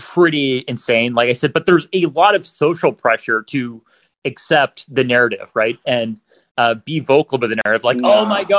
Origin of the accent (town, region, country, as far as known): Canada